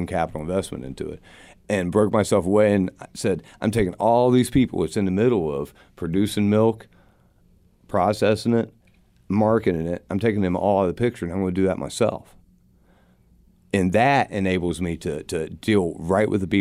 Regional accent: Gallia County, southeastern Ohio, United States; I grew up in Gallia County, southeastern Ohio

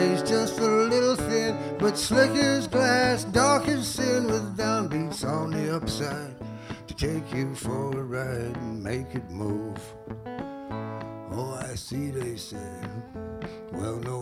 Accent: New Orleans, Louisiana, United States; moved away; I grew up in New Orleans

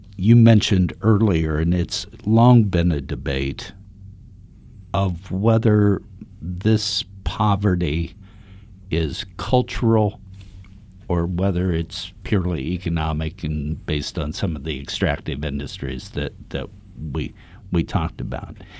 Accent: Dayton, Ohio, United States; I was born in Reardon, Dayton

